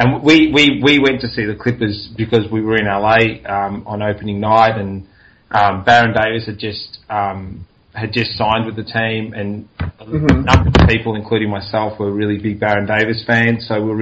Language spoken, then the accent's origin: English; Australia; growing up in Australia